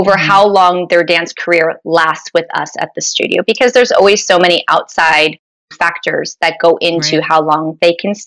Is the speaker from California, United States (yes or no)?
no; Sparta, New Jersey, United States; moved away as an adult; also born or lived in Pittsburgh, Pennsylvania; now in Florida, United States; I grew up in North New Jersey in a small town called Sparta, New Jersey.